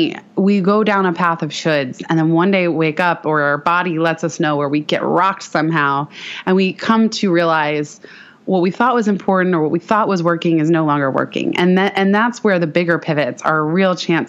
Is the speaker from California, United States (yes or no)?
yes; San Francisco, California, United States; also born or lived in Palo Alto / Mountain View; And I'm born and raised in San Francisco